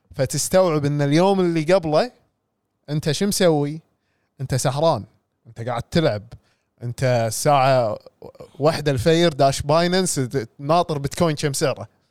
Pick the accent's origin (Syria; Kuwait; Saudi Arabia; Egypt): Kuwait; first language English; إحنا عندنا بالكويت.